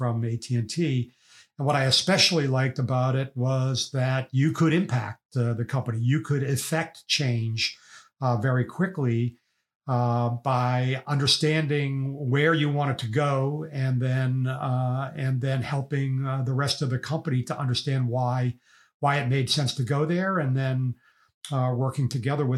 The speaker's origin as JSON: {"language": "English", "town": "Boston", "region": "Massachusetts", "country": "United States", "tie": "born or raised there", "said": "I grew up in Boston, and I was not a wealthy family"}